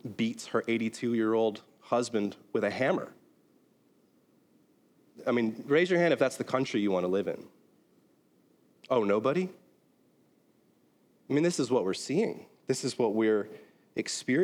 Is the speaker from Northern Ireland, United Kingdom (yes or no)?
yes; Belfast, Northern Ireland, United Kingdom; born or raised there; now in United States